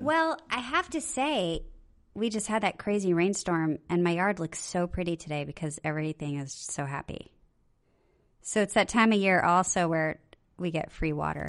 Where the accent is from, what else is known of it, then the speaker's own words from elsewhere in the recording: Okinawa, Japan; I was born in Okinawa